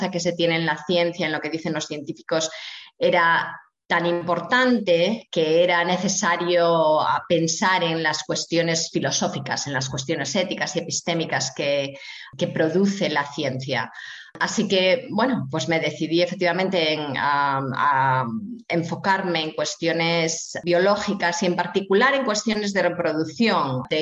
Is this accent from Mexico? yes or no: no; Asturias, Spain; Ah, me crié en Asturias, en el norte de España, ah, en una zona en la cuenca minera. Ah, mi padre era minero del carbón, así que soy de clase obrera.